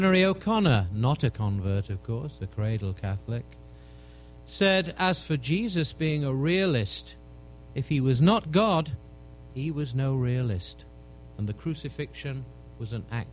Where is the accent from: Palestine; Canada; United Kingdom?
United Kingdom; England; as an Englishman